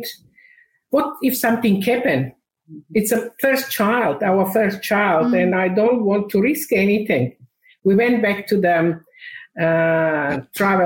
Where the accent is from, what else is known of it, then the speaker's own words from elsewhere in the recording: North Macedonia; English is a second language; moved away as an adult; now in Australia; I was born in Macedonia in 1999 we migrated to Australia